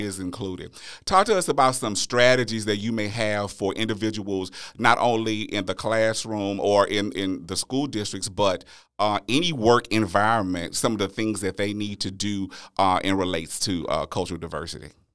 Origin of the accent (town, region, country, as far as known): Louisiana, United States; born or raised there; moved away as an adult; now in Texas, United States